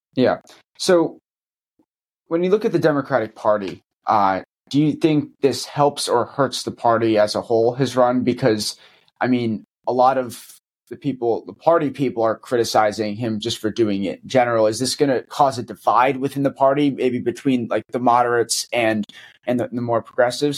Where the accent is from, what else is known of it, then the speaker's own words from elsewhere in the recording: Florida, United States; from Florida, my home state